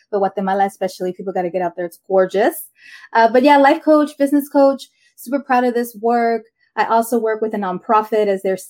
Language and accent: English; Inglewood, California, United States; Born and raised in Inglewood, California, Southern California. Proud Mexican, but married a Guatemalan.